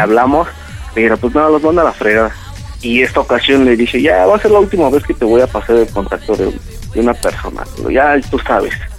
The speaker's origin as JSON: {"language": "Spanish", "town": "Tizayuca", "region": "Hidalgo", "country": "Mexico", "said": "yo soy de Tizayuca"}